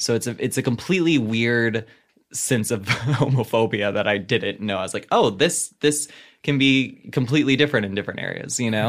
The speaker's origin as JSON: {"language": "English", "area": "the Bible Belt", "region": "the South", "country": "United States", "tie": "born or raised there", "moved": "yes", "said": "I grew up in the Bible Belt."}